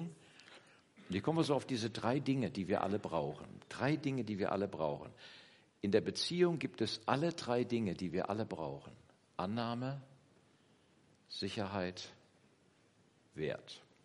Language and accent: German; Kassel district, Northern Hesse, Germany; moved away; komme aus dem, aus Nordhessen, aus dem, äh, Bezirk Kassel. Wer das etwas genauer kennt, Eschwege, Bad Soden-Allendorf, Witzenhausen ist meine Heimat. Kleines Dorf